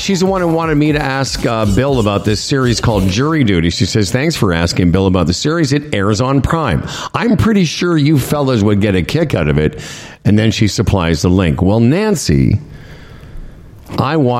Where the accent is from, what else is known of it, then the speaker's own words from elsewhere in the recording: Moose Jaw, Saskatchewan, Canada; Growing up in Moose Jaw